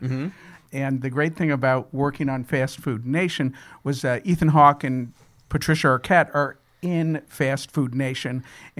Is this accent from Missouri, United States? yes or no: yes; St. Louis, Missouri, United States; moved away as an adult; I was from St. Louis